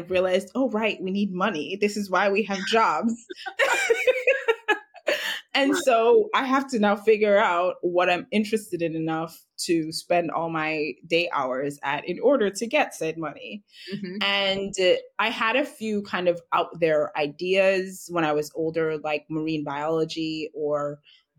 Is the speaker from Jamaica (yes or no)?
yes; Jamaica; I'm Jamaican, born and raised in Jamaica. I currently live here now.